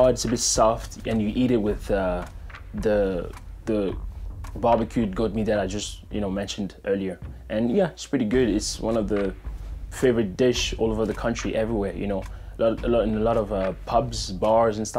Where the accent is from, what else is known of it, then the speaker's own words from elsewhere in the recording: DR Congo; now in Phoenix, United States; I was born in the Democratic Republic of the Congo, and now I live in Phoenix, Arizona.